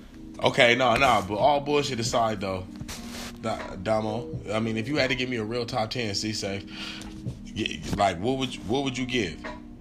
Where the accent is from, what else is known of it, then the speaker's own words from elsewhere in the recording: West Coast, United States; because I am from the West Coast, I feel like my shit is a little bit biased.